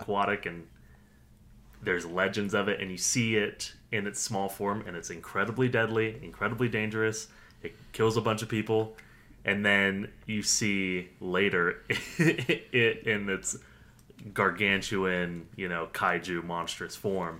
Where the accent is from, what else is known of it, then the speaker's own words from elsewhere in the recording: United States; as an American viewer